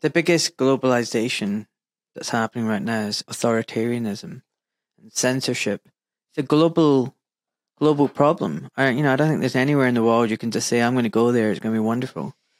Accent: Glasgow, Scotland, United Kingdom; Glasgow, my hometown.

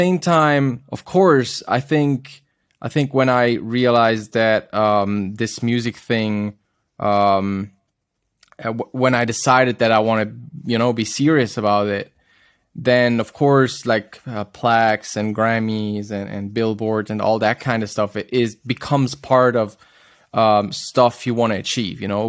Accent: Zurich, Switzerland; my hometown in Zurich

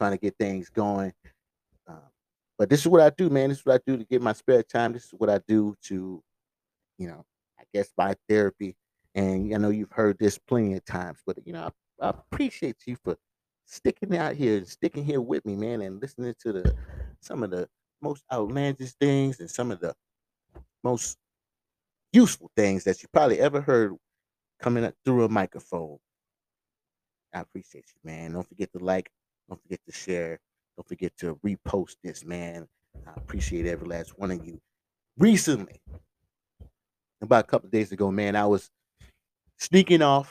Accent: St. Joseph, United States; I remember growing up in St. Joseph

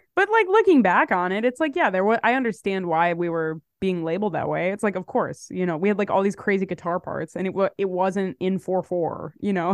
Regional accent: Chicago, Illinois, United States; moved away as an adult; now in New York, United States; I'm from Chicago. I moved to New York in twenty sixteen. I've been in New York since then

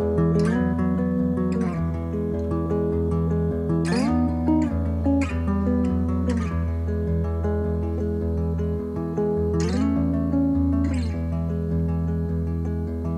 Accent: Cleveland, Ohio, United States; also born or lived in Atlanta, Georgia; now in Nashville, United States; I grew up in Cleveland and it's so cold there all the time

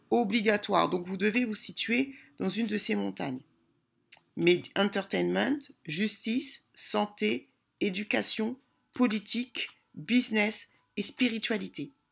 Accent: DR Congo; moi je suis congolaise, on sait très bien que les Congolais, il y a la sapologie

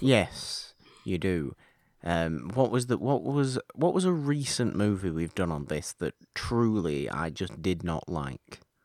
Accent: United Kingdom; I'm British

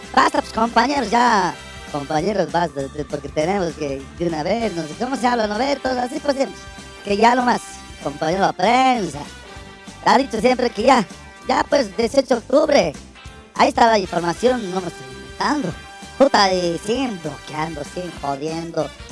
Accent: El Alto, La Paz, Bolivia; alteño soy, alteño soy yo, puta, todo el alto me conozco

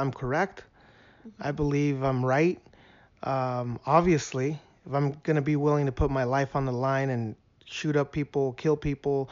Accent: El Paso, Texas, United States; moved away; I'm from El Paso

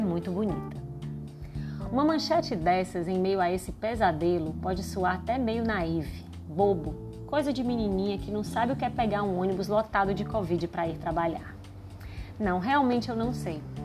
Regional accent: Ceará, Brazil; accent: cearense; sou cearense, pelo sotaque você vai reconhecer

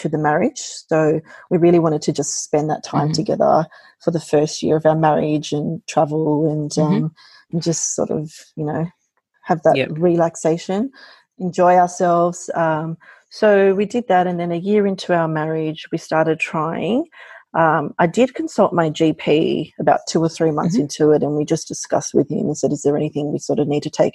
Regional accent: Sydney, New South Wales, Australia; born and bred in Sydney.

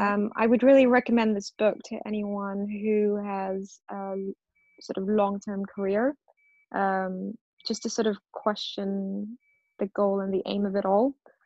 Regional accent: India; The food is really good. And I say that as an Indian.

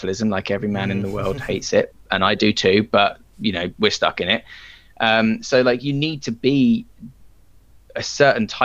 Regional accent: England, United Kingdom; I'm English

